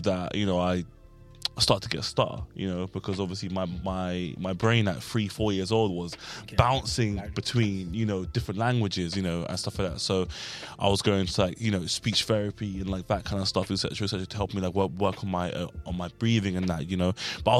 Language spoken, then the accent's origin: English; Sudan; born there; moved away; also born or lived in Germany; because I was born in Sudan, right? And then I went to Germany, and then from Germany, I went.